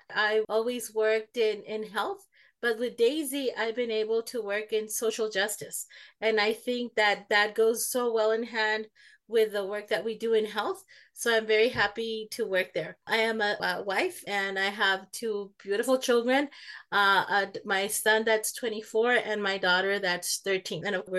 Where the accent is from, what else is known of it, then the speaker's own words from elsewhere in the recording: Ciudad Juarez, Chihuahua, Mexico; moved away; also born or lived in El Paso, Texas; I was born in El Paso, Texas, but I grew up in Ciudad Juarez. So I've always been a binational animal.